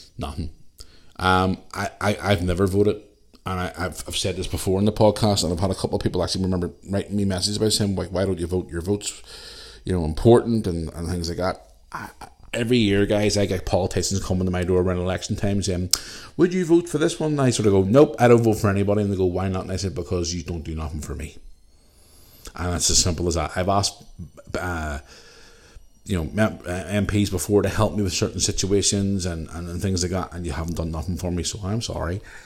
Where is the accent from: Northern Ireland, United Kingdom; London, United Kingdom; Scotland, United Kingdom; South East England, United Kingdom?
Northern Ireland, United Kingdom; Belfast; when I was a young cu, kid growing up in Belfast